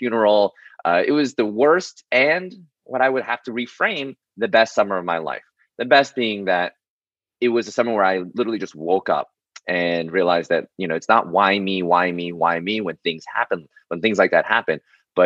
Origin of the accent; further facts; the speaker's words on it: New York City, New York, United States; I was born and raised in New York City